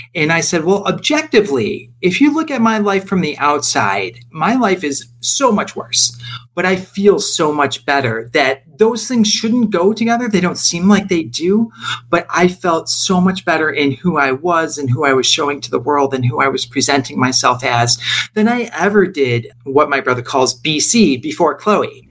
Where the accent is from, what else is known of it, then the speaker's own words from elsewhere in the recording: Rochester, New York, United States; moved away as an adult; now in Los Angeles, United States; I am from Rochester, New York, which is a small city about an hour east of Buffalo, and made my way out to California, living here now in the Los Angeles area